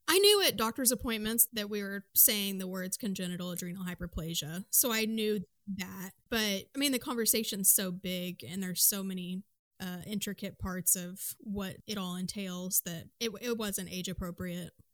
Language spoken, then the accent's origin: English; Midwest, United States; I am from the Midwest